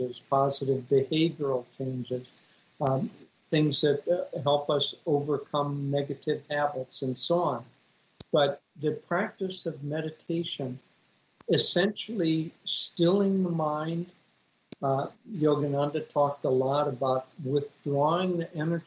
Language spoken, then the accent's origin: English; Minnesota, United States; I grew up in Minnesota